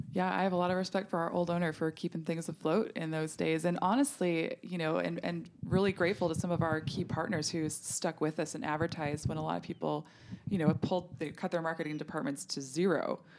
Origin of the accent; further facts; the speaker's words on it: North Dakota, United States; I grew up in North Dakota where we had a hot tub